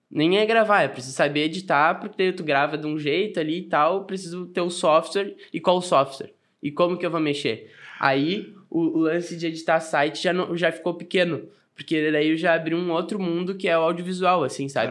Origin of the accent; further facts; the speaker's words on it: Arroio dos Ratos, Rio Grande do Sul, Brazil; also born or lived in Porto Alegre; Nasci em Porto Alegre e a minha família é de Arroio dos Ratos.